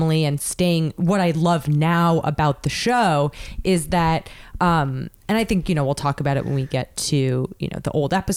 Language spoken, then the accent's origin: English; New York City, New York, United States; I'm from New York City.